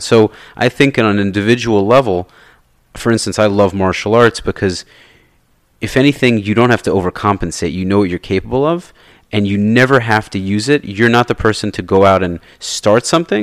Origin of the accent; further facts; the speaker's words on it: New York, United States; I grew up in New York